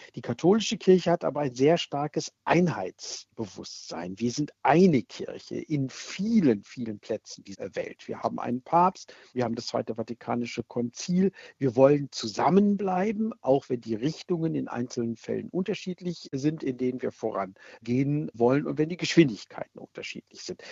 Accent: Germany; Bei uns in Deutschland

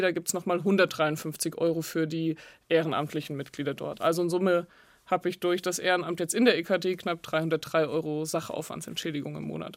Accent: Nittenau, Bavaria, Germany; moved away; ich komme aus dem Dorf in der Oberpfalz, da ist einfach viel katholisch

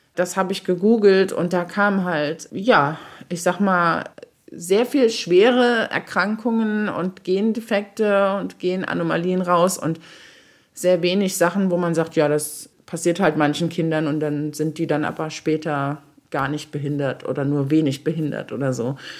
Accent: Saarbrücken, Saarland, Germany; moved away as an adult; also born or lived in Berlin; aus meiner Jugend hier im Saarland

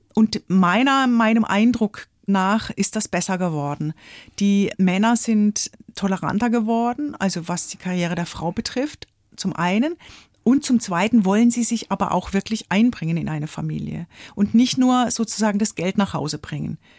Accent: Offenburg, Baden-Württemberg, Germany; in Offenburg, in meiner Stadt, wo ich aufgewachsen bin

